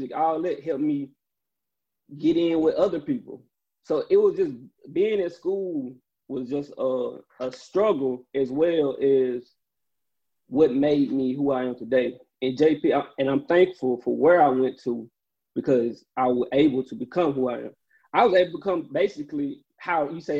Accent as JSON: {"language": "English", "town": "Jackson", "country": "United States", "tie": "born or raised there", "said": "I'm from Jackson"}